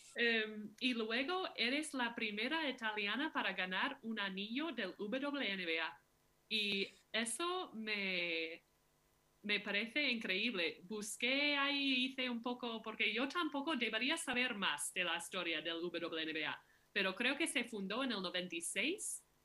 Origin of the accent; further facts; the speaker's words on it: Minneapolis, Minnesota, United States; Soy de Minneapolis, sí, de, Minnesota